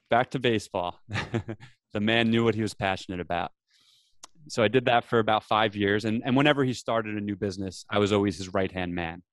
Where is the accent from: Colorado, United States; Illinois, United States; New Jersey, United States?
New Jersey, United States; I grew up in New Jersey